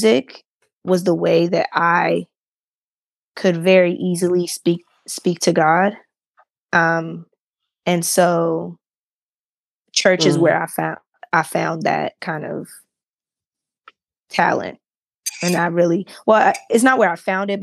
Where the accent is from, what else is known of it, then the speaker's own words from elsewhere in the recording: Baltimore, Maryland, United States; my pastor that I grew up with in Baltimore